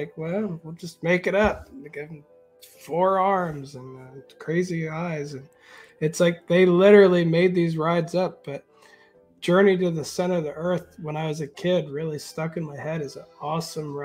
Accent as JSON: {"language": "English", "region": "Pennsylvania", "country": "United States", "tie": "born or raised there", "moved": "yes", "said": "I grew up in Pennsylvania on right next to New Jersey"}